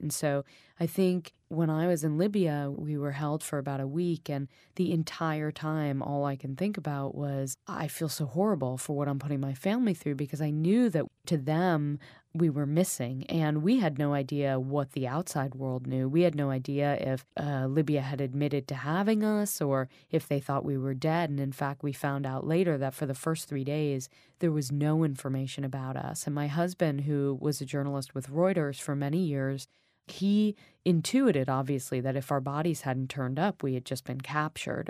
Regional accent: United States; moved away as an adult; also born or lived in New York; now in London, United Kingdom; I grew up in America. I live in a peaceful place right now. I live in London.

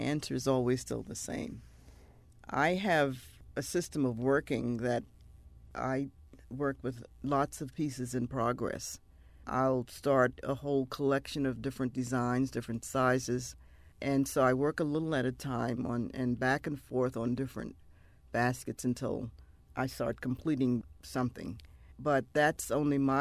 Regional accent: Mount Pleasant, South Carolina, United States; I grew up in Mount Pleasant, which is north of the city of Charleston, where Gullah is spoken by descendants of Africans all the time, every day

